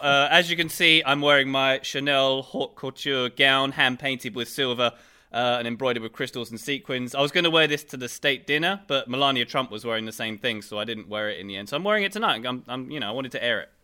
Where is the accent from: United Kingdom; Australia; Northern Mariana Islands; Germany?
United Kingdom; England; as an English, so as a British taxpayer